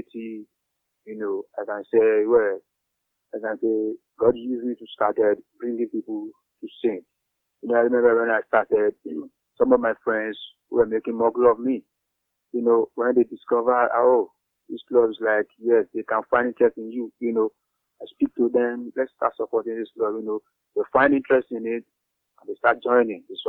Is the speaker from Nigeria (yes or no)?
yes; Nigeria; from Nigeria